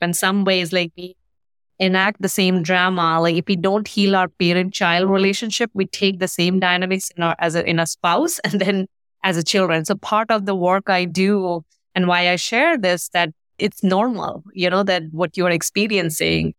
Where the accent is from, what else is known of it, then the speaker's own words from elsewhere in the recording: India; moved away; I grew up in India.